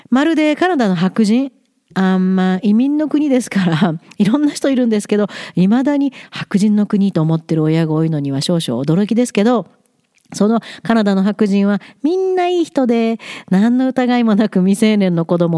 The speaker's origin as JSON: {"language": "Japanese", "country": "Japan", "tie": "born or raised there", "also_born_or_lived": "Tokyo, Japan / Setouchi (Kurushima Strait), Japan", "moved": "as an adult", "lives_now": "Alberta, Canada", "said": "生まれ育って起業して苦労して子育てをしてシングルマザーで頑張った日本ですからここもう何にもない大平原のど真ん中 in the middle of nowhere からも毎日日本のニュースを追っかけてます"}